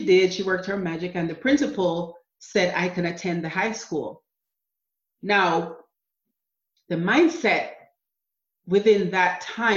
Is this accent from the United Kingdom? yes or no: no; Jamaica; moved away as an adult; also born or lived in New Jersey / Florida; now in United States; growing up in Jamaica with my mom, we were poor